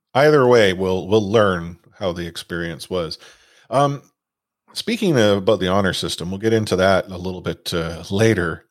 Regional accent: Vancouver, British Columbia, Canada; I'm from Vancouver

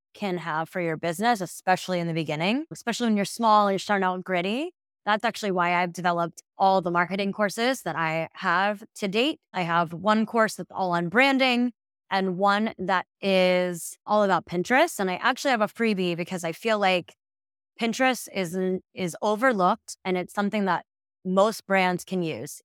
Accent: Midwest, United States; moved away; I'm originally from the Midwest, so same at A's and O's, a little bit different

